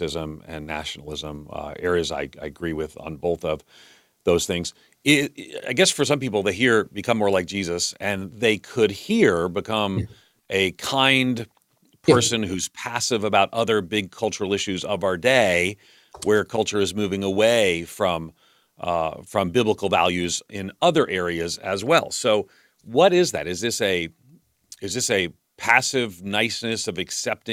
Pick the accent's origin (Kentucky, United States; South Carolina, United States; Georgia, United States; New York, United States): New York, United States; Levittown; I grew up in Levittown, which there were no African Americans around.